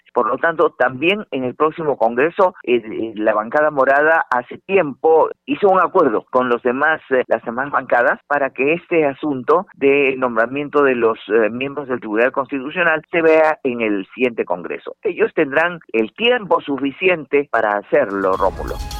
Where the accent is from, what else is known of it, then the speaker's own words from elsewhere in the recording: Arequipa, Peru; Arequipa, eh, que por cierto es mi tierra, yo soy arequipeña